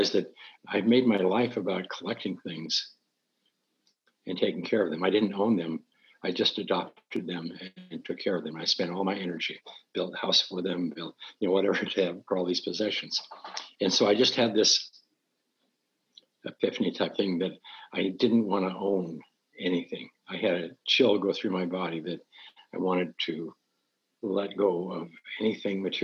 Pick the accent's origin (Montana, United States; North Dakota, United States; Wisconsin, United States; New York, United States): Montana, United States; moved away; I'm from Montana, so I'm used to pine trees and cold